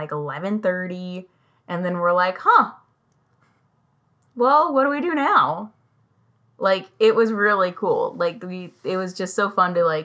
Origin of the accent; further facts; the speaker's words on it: England, United Kingdom; moved away; my home country, England